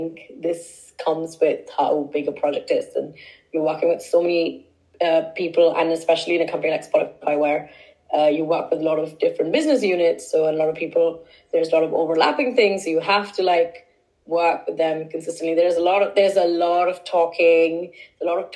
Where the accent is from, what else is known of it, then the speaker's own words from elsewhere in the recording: India; also born or lived in Stockholm; now in London, United Kingdom; Culturally, I'm Indian